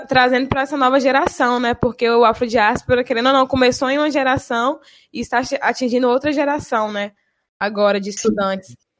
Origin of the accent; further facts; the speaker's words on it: Bahia, Brazil; moved away as an adult; now in Espírito Santo, Brazil; Eu sou da Bahia, né? Então, sou de Tabatã, na Bahia. E vim para cá, para o Espírito Santo, justamente para estudar